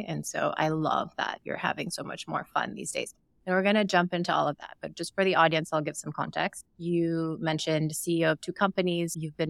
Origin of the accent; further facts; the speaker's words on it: Sierra Leone; moved away as an adult; also born or lived in Ukraine; now in United States; I'm also an immigrant, and my husband is an immigrant, and I grew up in Sierra Leone and born in Ukraine and moved to the U.S. for undergrad.